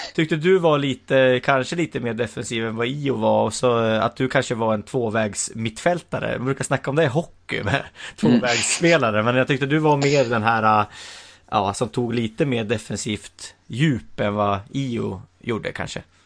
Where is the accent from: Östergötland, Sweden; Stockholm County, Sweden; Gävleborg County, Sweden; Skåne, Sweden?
Gävleborg County, Sweden; Hälsingland; jag är ju hälsing själv